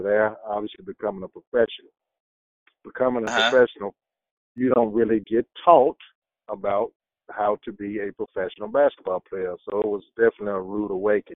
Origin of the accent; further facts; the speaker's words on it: United States; as an American